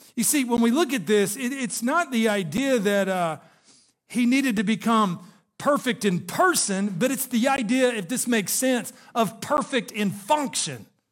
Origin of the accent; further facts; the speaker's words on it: Chattanooga, Tennessee, United States; I grew up in Chattanooga, Tennessee